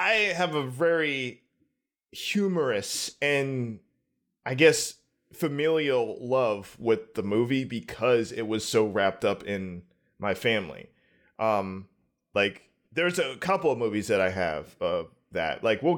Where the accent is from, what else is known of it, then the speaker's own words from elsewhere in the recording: Pittsburgh, Pennsylvania, United States; I'm from Pittsburgh.